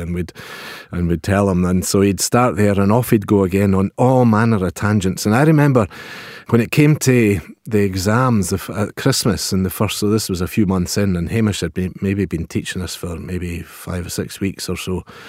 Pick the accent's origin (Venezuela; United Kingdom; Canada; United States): United Kingdom; Pitlochry, Scotland; I'm from Pitlochry